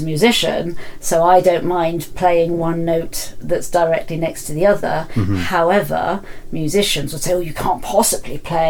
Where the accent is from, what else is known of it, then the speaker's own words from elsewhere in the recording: London, United Kingdom; moved away; I come from London